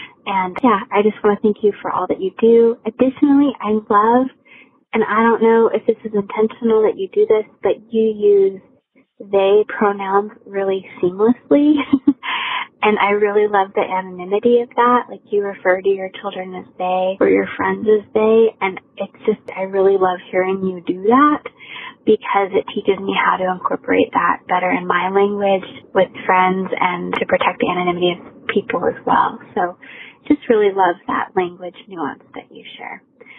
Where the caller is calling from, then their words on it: Arizona, United States; I'm calling from Arizona.